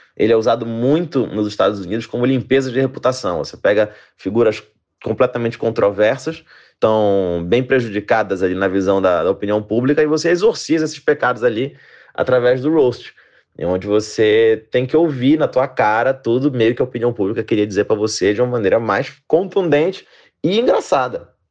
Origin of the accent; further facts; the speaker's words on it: Belém, Pará, Brazil; moved away; saí lá de Belém do Pará e agora faço comédia stand-up pelo Brasil afora